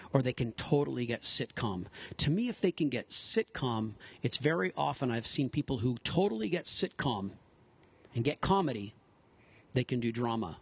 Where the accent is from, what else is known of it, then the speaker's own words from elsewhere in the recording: Pasadena, California, United States; I'm born and raised in Pasadena, California